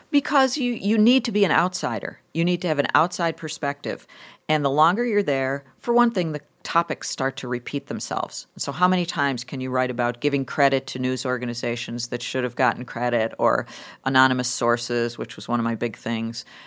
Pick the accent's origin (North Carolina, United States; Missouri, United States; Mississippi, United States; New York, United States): New York, United States; Lackawanna; moved away as an adult; also born or lived in Buffalo, New York; I grew up in Buffalo. I actually grew up in a steel town called Lackawanna, New York, with a, with Bethlehem Steel